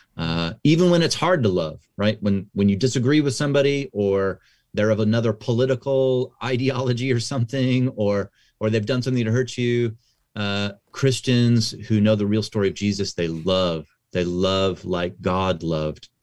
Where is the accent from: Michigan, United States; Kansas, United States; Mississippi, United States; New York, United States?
Kansas, United States; now in California, United States; I actually grew up in the Midwest. I'm from Kansas, uh, so that's right in the middle of the United States